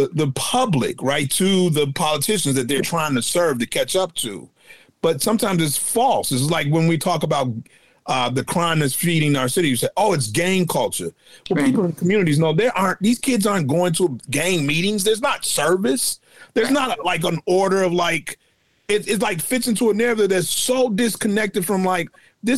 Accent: Chicago, Illinois, United States; I am from the South Shore area.

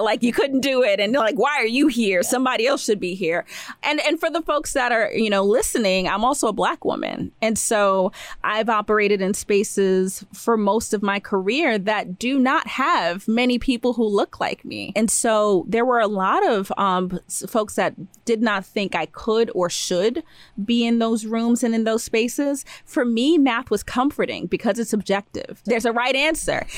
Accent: New York City, New York, United States; I was born in the United States, born in Brooklyn

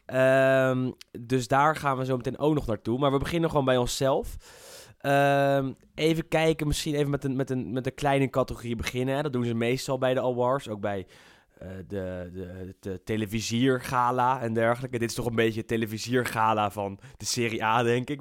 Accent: Netherlands; wij als Nederlanders

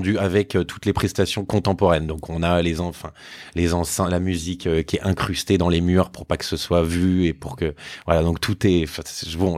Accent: Boulogne-Billancourt, Île-de-France, France; on habite à Boulogne

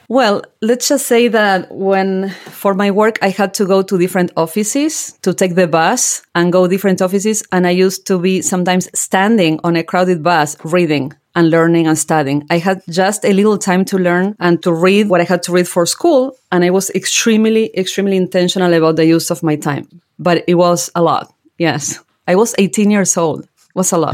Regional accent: General Belgrano, Buenos Aires Province, Argentina; moved away as an adult; now in New Jersey, United States; I grew up in General Belgrano, that is a very small rural town in Argentina

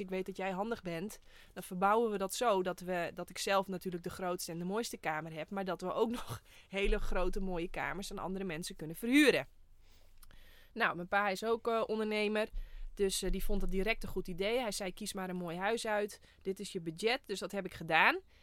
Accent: Friesland, Netherlands; Ik kom ook uit Friesland

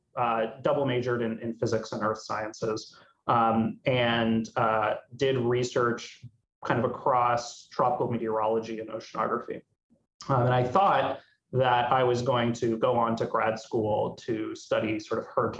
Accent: Miami, Florida, United States; moved away as an adult; So I grew up in Miami, Florida, and had a lot of childhood, kind of formative childhood experiences with extreme weather

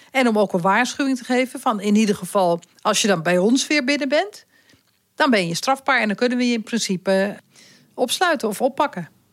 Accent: Netherlands; ik als Nederlander, wonende in Nederland

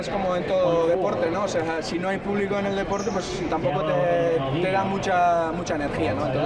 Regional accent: Basque Country, Spain; moved away; vasco, del norte de España, y mi mamá es boliviana. tengo una mezcla ahí latina. Entonces eh, mi mamá y mi papá se fueron al País Vasco, de España, cuando yo tenía dos años. Entonces me crié ahí

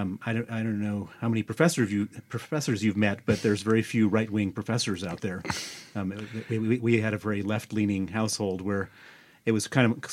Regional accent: Chicago, Illinois, United States; also born or lived in Princeton, New Jersey; So I was born in Princeton, New Jersey, brought up in Chicago, but I come from a very unusual American family.

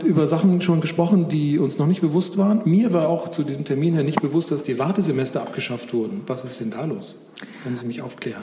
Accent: Spain; also born or lived in Bavaria; now in Germany; Ich bin in Spanien groß geworden

